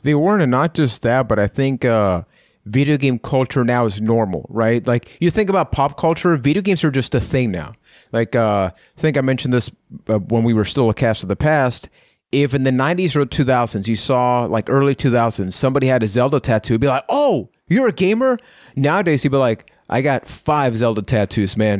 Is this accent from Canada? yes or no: no; Puerto Rico; I am from Puerto Rico.